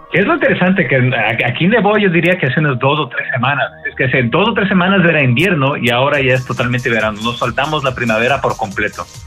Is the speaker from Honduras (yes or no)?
no; Ecuador; moved away as an adult; now in United States; yo soy originario de Ecuador, me mudé a, Estados Unidos hace ya como 18 años, una cosa así. Ah, vine a estudiar la universidad acá.